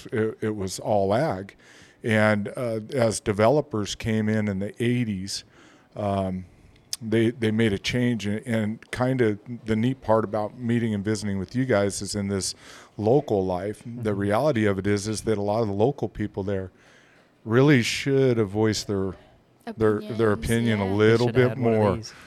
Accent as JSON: {"language": "English", "town": "Quartz Hill", "region": "California", "country": "United States", "tie": "born or raised there", "moved": "yes", "lives_now": "Roswell, Idaho, United States", "said": "I grew up in Quartz Hill, California."}